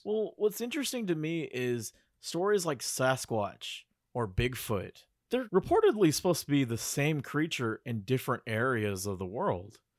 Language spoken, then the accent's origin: English; Bay Area, California, United States; I'm from the Bay Area